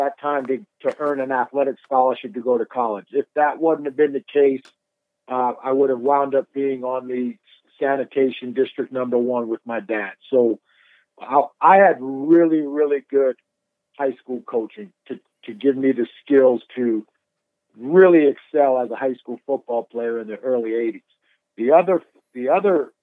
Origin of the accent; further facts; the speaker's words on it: New York, United States; moved away; also born or lived in Winston-Salem, North Carolina; I'm from New York